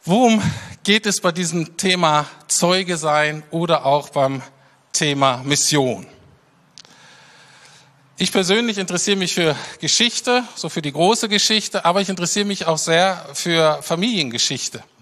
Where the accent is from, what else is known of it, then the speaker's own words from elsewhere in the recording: Berlin, Germany; was einem aber sofort auffällt als Berliner, äh, ist, dass diese Stadt in dem Sinne völlig anders ist